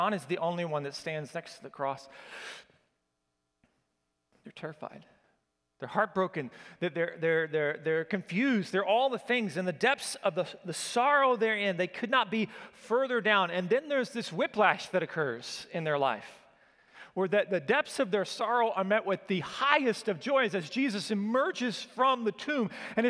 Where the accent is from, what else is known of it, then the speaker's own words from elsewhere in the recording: Oklahoma, United States; I grew up in Oklahoma, and so the better thing to put here is y'all, okay?